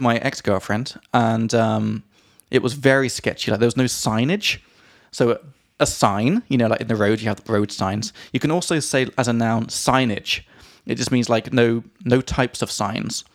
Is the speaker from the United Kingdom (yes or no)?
yes; England, United Kingdom; from England